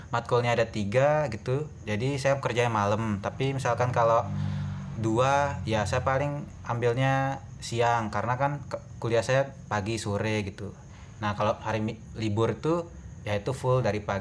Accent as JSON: {"language": "Indonesian", "region": "West Nusa Tenggara", "country": "Indonesia", "lives_now": "Yogyakarta, Indonesia", "said": "saya berkuliah di Yogyakarta semester 6 dan saya dari NTB, Nusa Tenggara Barat."}